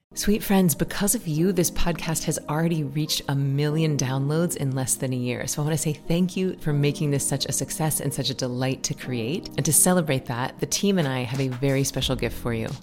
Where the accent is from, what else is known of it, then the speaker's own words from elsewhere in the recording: Tallahassee, Florida, United States; I was from Tallahassee, so I didn't have to, like, change and uproot my life when I went to college